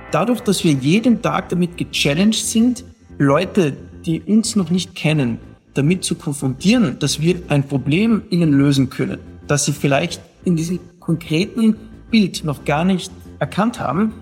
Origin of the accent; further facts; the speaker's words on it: South Tyrol, Trentino-Alto Adige, Italy; als Südtiroler